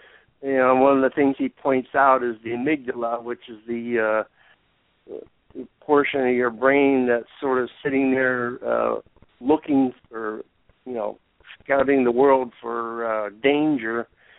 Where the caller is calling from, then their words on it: Ithaca, New York, United States; from Ithaca.